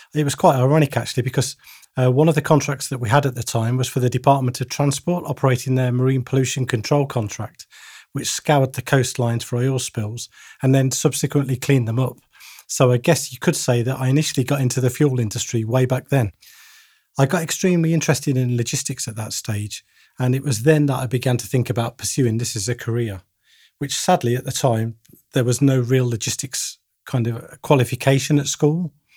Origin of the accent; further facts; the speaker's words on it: Bedworth, West Midlands, United Kingdom; my hometown of Bedworth in the Midlands